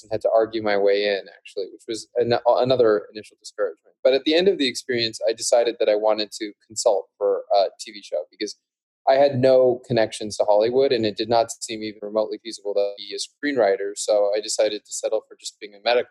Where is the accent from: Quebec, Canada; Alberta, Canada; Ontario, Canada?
Alberta, Canada; Calgary; I grew up in Canada, actually, in Calgary, Alberta, which is a relatively small city.